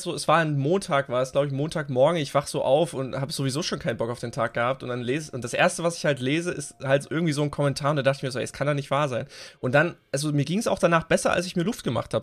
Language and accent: German; East Germany, Germany; wir kommen halt aus dem Osten